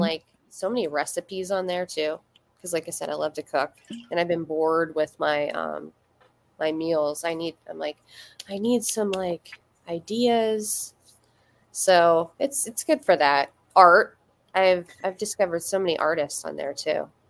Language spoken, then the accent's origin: English; Schuylkill Haven, Pennsylvania, United States; moved away as an adult; now in near Scranton, United States; My hometown was, uh, it was Schuylkill Haven, which is, it's spelled really weird like S C H U Y L K I L L Haven.